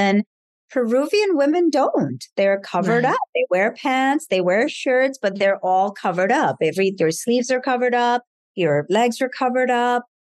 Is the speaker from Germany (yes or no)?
no; India; because I am from India. And in India, it's frowned upon to show your body in a way that's somewhat risque